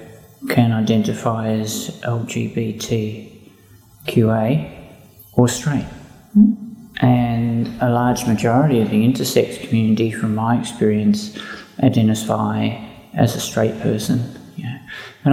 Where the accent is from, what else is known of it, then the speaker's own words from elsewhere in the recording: Ballarat, Victoria, Australia; I grew up in Ballarat. I went to school in Ballarat